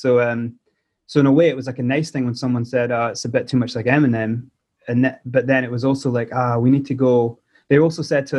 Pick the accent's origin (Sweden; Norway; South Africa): South Africa; now in Motherwell, United Kingdom; Because I was born in South Africa and moved to Motherwell in 94.